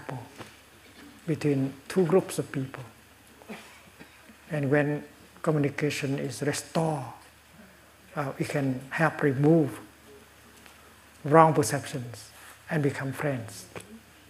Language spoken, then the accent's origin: English; Vietnam; moved away as an adult; I was exiled from Vietnam for almost 40 years